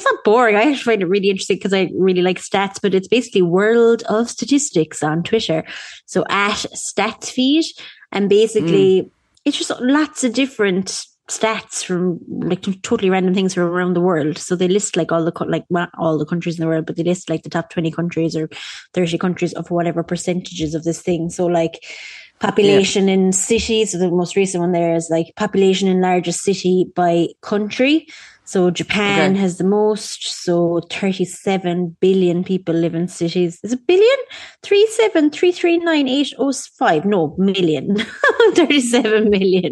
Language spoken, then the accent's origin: English; Ireland; as Irish people